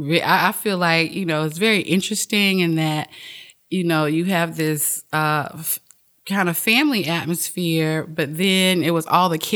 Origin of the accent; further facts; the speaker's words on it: Delray Beach, Florida, United States; Delray. Okay. Delray Beach is definitely my hometown. That's where my roots are, I guess.